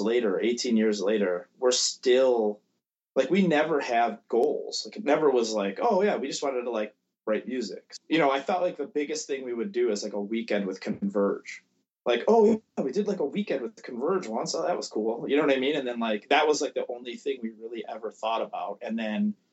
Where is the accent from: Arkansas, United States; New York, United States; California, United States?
New York, United States; Buffalo; born or raised there